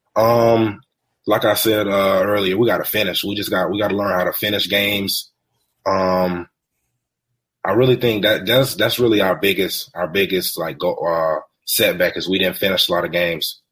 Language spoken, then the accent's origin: English; Alabama, United States; I live in Alabama